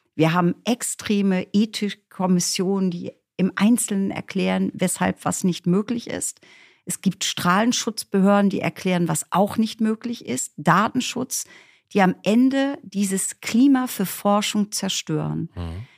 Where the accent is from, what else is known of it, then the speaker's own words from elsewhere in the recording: East Frisia, Lower Saxony, Germany; Ich bin aufgewachsen in Ostfriesland